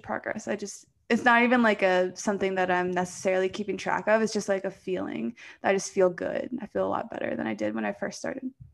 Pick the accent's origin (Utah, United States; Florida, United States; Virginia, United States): Virginia, United States; Poquoson; moved away as an adult; now in Colorado, United States; I came from the East Coast of Virginia. So, um, I think Pacosa, where I'm from, is maybe below sea level